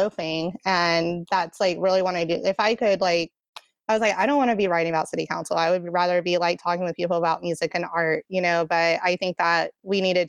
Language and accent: English; Atlanta, Georgia, United States; also born or lived in Seattle; that's my hometown